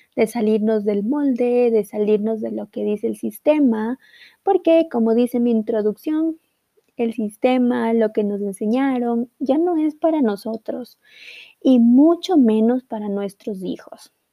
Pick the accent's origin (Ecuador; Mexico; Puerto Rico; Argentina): Ecuador; en mi país de Ecuador